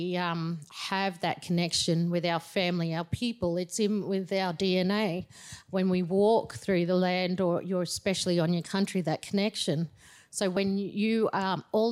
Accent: Ayr, Queensland, Australia; now in Tamborine Mountain, Australia; that was where I was born, up in Eyre

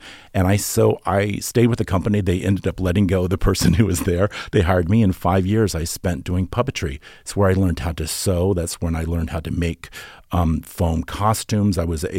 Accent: Norfolk, Virginia, United States; I'm from Norfolk, Virginia. My dad was in the Navy, and we were in, I grew up in this small little town

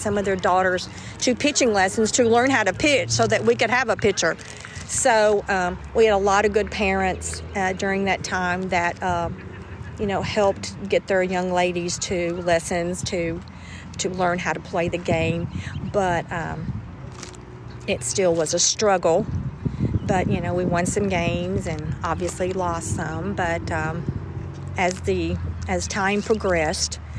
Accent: Gallatin, Tennessee, United States; my hometown, where I played and loved to play

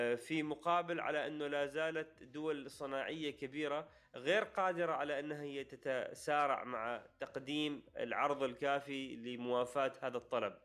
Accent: Oman; نحن عندنا في عمان

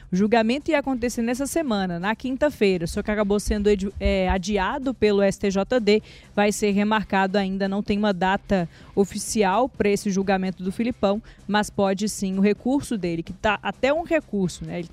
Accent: Vale do Aço, Minas Gerais, Brazil; da minha terrinha lá do Vale do Aço

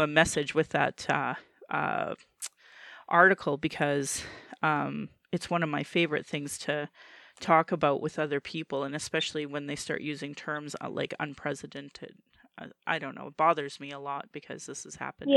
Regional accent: Calgary, Alberta, Canada; born or raised there

